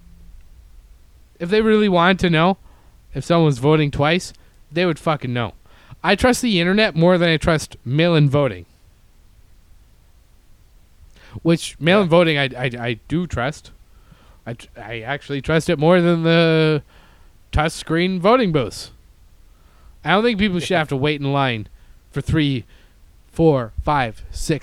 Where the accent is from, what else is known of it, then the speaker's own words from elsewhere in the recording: Canada; now in United States; I'm not American, okay? I'm Canadian